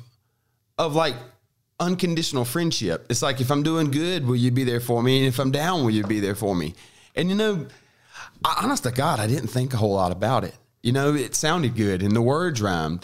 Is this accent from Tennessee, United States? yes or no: no; Biloxi, Mississippi, United States; accent: Southern; also born or lived in Moss Point, Mississippi; We lived right on the Gulf and right kind of, we grew up on a river, but just right up the river from the Gulf